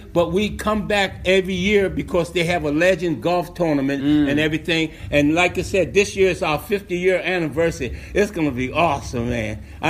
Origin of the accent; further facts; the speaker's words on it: Maryland, United States; I'm from Maryland